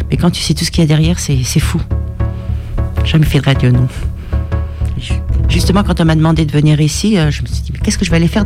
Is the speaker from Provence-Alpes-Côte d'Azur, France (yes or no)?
no; Chamalières, Auvergne-Rhône-Alpes, France; born there; also born or lived in Algeria; je suis née ici, je suis née à Chamalière. Après, mes parents, on est retourné en Algérie, on a fait des allers-retours.